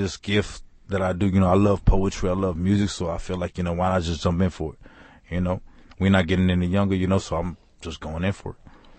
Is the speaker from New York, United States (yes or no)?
yes; New York City, New York, United States; moved away; I'm from Queens, New York, by the way. So hip hop is a part of my culture.